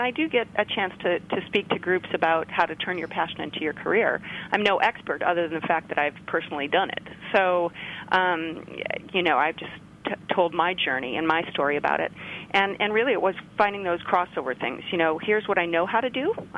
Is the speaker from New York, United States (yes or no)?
no; Chicago, Illinois, United States; moved away as an adult; now in California, United States; I grew up in Chicago, and my father was an airline pilot